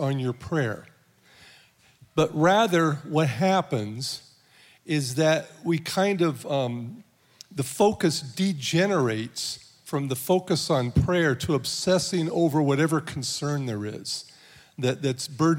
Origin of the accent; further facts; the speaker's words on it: Southern California, United States; moved away; I'm from Southern California